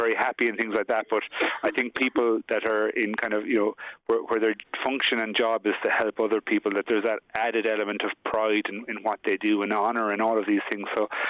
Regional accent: Adare, County Limerick, Ireland; now in Dublin, Ireland; I grew up in Adair with obviously my family, including Desmond, and so, you know, as small as Limerick is, I'm very much an Adair person

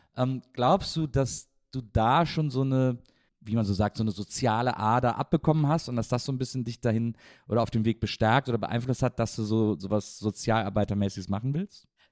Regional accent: Wesseling, North Rhine-Westphalia, Germany; ich bin der Wesselinge

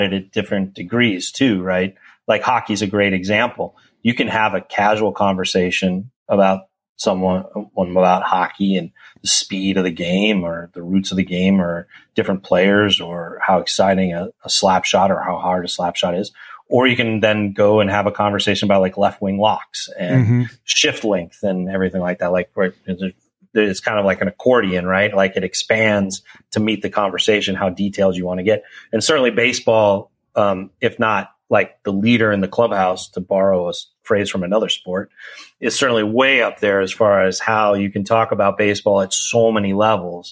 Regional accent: Colorado, United States; born or raised there; moved away; also born or lived in Chicago, Illinois / Florida / St. Louis, Missouri

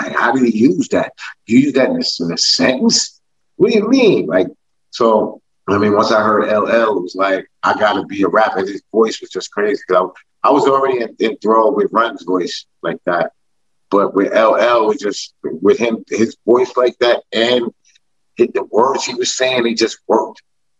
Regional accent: New York City, New York, United States; I'm from Highlands, Queens

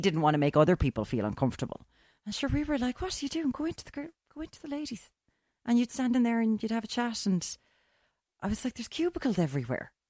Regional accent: Ireland; I'm an Irish, I'm an Irish woman who grew up

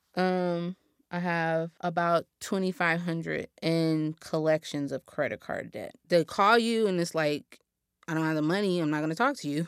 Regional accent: Los Angeles, California, United States; I was born and raised here in South Los Angeles

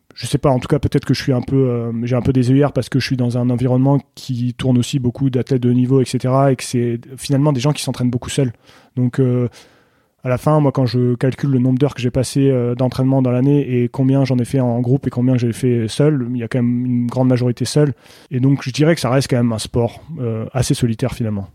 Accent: Saint-Mathieu-de-Tréviers, Occitania, France; moved away as an adult; also born or lived in Senegal / Beaufortain, France; now in Beaufort, France; je suis né en Afrique, au Sénégal. Euh, j'ai grandi en Afrique jusqu'à l'âge de 10 ans à peu près. Je suis rentré en France ensuite

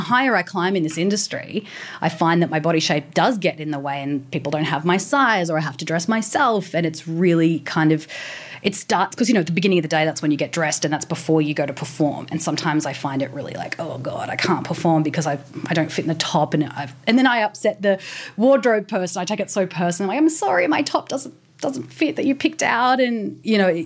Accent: Newcastle, New South Wales, Australia; I was born in Newcastle

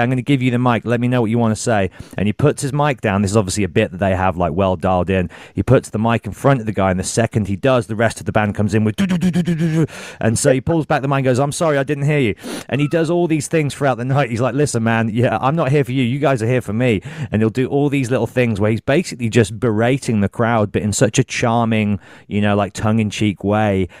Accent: Birmingham, West Midlands, United Kingdom; I'm from Birmingham

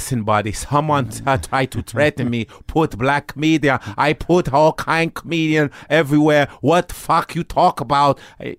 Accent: Chicago, Illinois, United States; born or raised there; also born or lived in Lincoln, Nebraska

